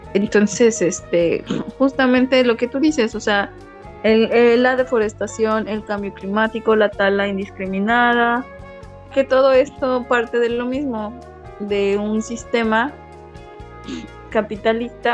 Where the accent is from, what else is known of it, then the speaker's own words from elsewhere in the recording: Mexico; moved away; tu identidad como como migrante y como mexicano cambia cuando ya no estás en, tu país